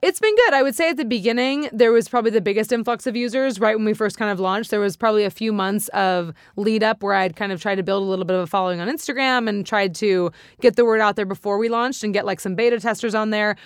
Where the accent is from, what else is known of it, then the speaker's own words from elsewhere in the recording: Santa Monica, California, United States; I'm from here. I'm born and raised in Santa Monica